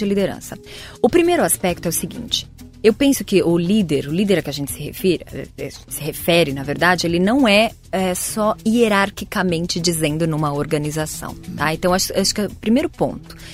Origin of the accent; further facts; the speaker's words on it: Santo André, São Paulo, Brazil; eu venho de Santo André, sou do ABC Paulista